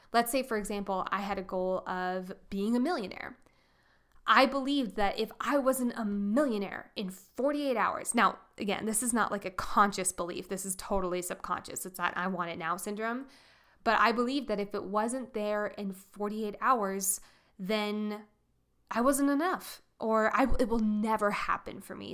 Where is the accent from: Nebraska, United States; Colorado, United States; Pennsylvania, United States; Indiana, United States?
Colorado, United States; I'm from Colorado.